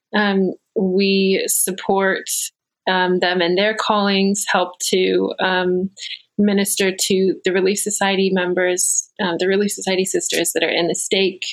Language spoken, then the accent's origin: English; Virginia, United States; I grew up mostly here in Virginia